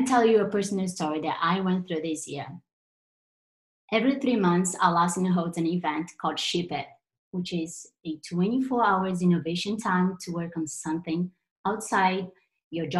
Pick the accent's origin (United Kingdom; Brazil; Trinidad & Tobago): Brazil; English is a second language; I'm Brazilian, as you noticed my accent at some point